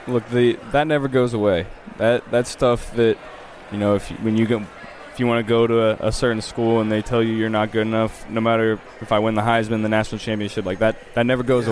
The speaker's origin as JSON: {"language": "English", "region": "Ohio", "country": "United States", "tie": "born or raised there", "also_born_or_lived": "Louisiana", "moved": "as an adult", "said": "I was a Saints fan growing up because of Drew Brees growing up in Ohio"}